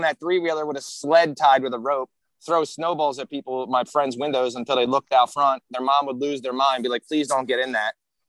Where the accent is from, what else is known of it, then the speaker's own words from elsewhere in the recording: North Wales, Pennsylvania, United States; So the kid I grew up with in North Wales